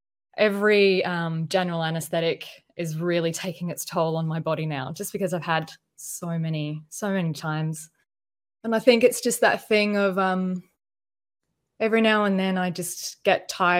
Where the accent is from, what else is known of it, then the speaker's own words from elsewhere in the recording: Adelaide, South Australia, Australia; now in Melbourne, Australia; No, I moved here. I'm actually from Adelaide, South Australia, but that's a bit quiet, boiling hot and boring.